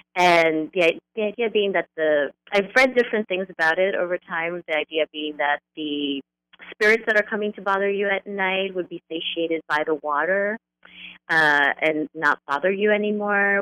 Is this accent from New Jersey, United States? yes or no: yes; northern New Jersey, United States; grew up in um, in a home where my dad is from Cuba, my mother's from Colombia, and we grew up in a small working class community just outside of New York City, so that little corner of northern New Jersey